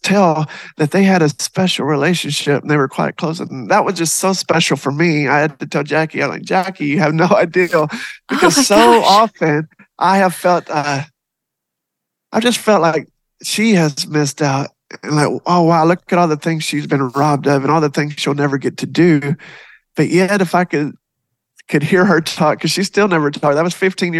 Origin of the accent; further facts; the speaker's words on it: Texas, United States; I am actually from Texas